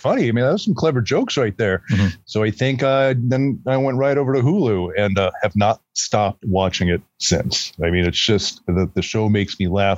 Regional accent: United States; moved away as an adult; also born or lived in Colorado / California; now in North Berwick, United States; Grew up in Colorado and California

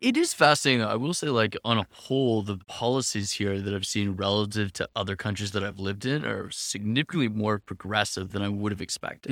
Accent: Canada; moved away as an adult; also born or lived in Nicaragua; now in Lisbon, Portugal; I'm Canadian

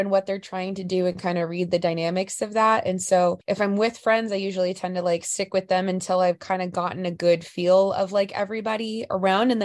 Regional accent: Los Angeles, California, United States; now in Denver, United States; I'm originally from Los Angeles, California

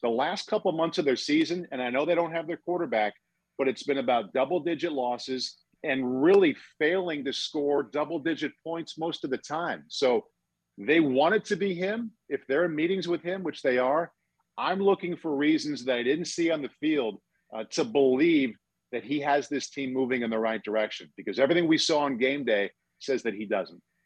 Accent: Midwest, United States; growing up in the Midwest

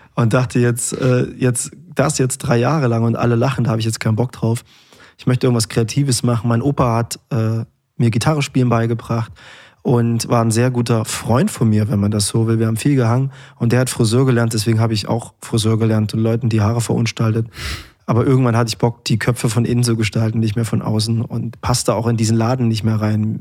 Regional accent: Erfurt, Thuringia, Germany; Es ist meine Heimatstadt

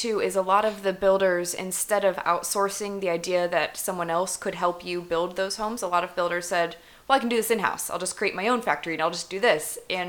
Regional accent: Midwest, United States; where I grew up in the Midwest

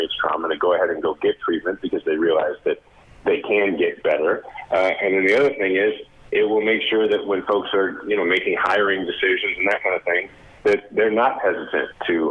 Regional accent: Kansas City, Missouri, United States; Kansas City, Missouri, my hometown.

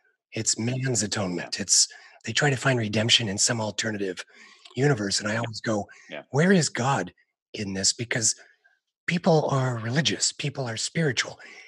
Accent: Utah, United States; my home state of Utah

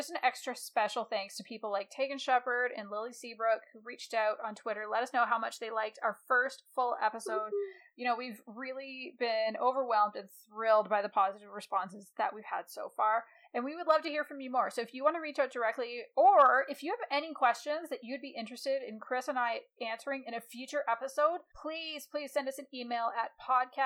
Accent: Canada; I'm a Canadian

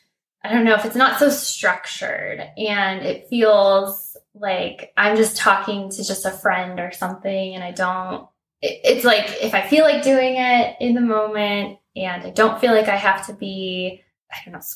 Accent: Colorado, United States; I'm a marketing strategist from Colorado.

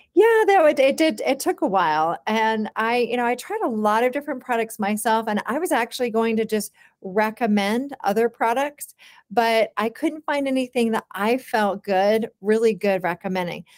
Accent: Charlottesville, Virginia, United States; I was born in Charlottesville, Virginia, and I, I grew up on, uh, an organic farm

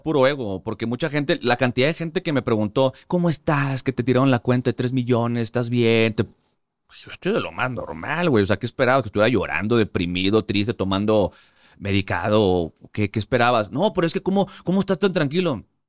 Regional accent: Monterrey, Nuevo León, Mexico; moved away as an adult; also born or lived in Mexico City; yo soy de Monterrey. Toda la vida eh, crecí, eh, nací, crecí, me crié en Monterrey

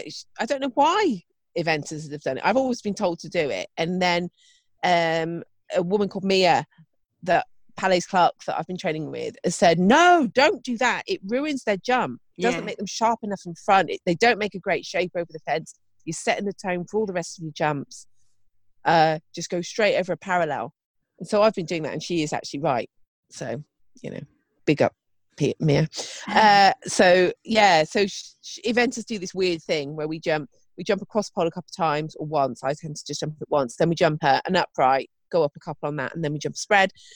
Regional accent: United Kingdom; we're all very British

